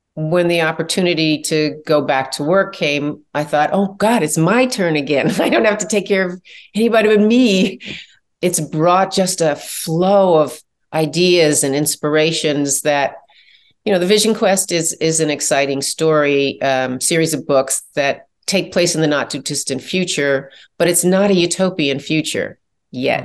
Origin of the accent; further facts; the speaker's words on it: Chicago, Illinois, United States; I'm from Chicago